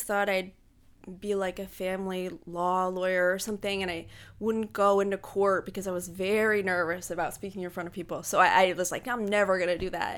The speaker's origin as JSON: {"language": "English", "town": "Pine Grove", "region": "Pennsylvania", "country": "United States", "tie": "born or raised there", "also_born_or_lived": "Pittsburgh / Harrisburg", "said": "I grew up in Pine Grove, so I graduated from high school there"}